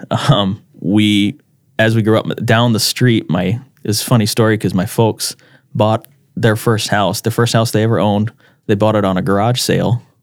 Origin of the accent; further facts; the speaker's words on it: Brandon, South Dakota, United States; also born or lived in Alabama; I grew up here in Brandon, and my dad was in the military, and so we moved around a lot growing up, and we eventually settled in the Sioux Falls area